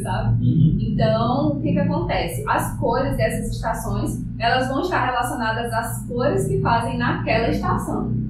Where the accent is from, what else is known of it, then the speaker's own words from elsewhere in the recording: Brasiléia, Acre, Brazil; also born or lived in Rio Branco; eu nasci em Brasileia, né, que, aqui no Alto Acre. Uhum. É, morei lá até os meus 17